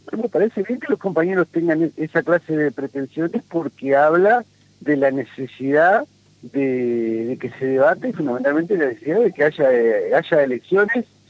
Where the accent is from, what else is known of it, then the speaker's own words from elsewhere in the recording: Argentina; como argentino